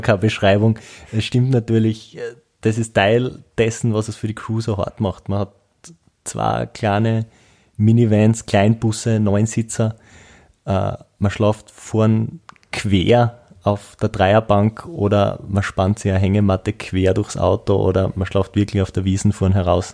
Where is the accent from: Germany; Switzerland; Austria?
Austria; bei uns in Österreich